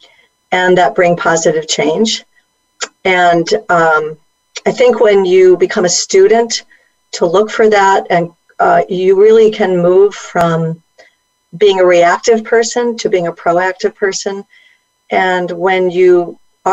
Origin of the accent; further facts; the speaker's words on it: Bloomfield, Connecticut, United States; I grew up right near Hartford and Bloomfield, and, you know, kind of a suburban growing up, small town, middle